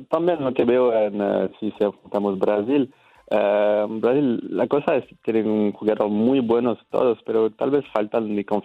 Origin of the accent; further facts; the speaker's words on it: Nantes, Pays de la Loire, France; Spanish is a second language; yo soy de la, parte oeste, cerca del Océano Atlántico. Mm, ¿Qué ciudad? Nantes, la ciudad, Nantes. Nantes.